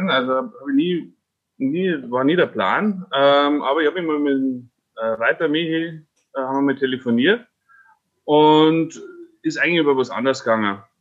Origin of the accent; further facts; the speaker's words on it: Fraunberg, Bavaria, Germany; weil ich ja gebürtiger Frauenberger bin und in Wartenberg zur Schule gegangen bin